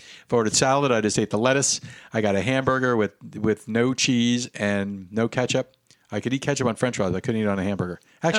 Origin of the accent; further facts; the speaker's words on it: Florida, United States; I was born and raised in Florida